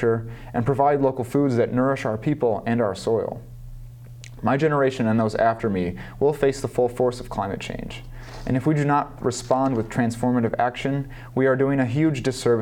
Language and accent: English; Detroit, Michigan, United States; moved away as an adult; now in Iowa City, United States; I'm originally from the Detroit, Michigan area, and I was in high school when the recession hit in 2008